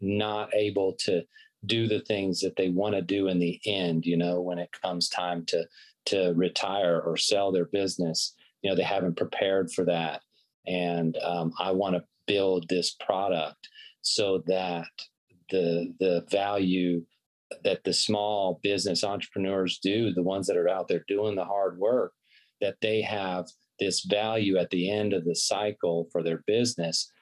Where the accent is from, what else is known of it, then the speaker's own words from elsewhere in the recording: Pensacola, Florida, United States; my hometown of Pensacola, Florida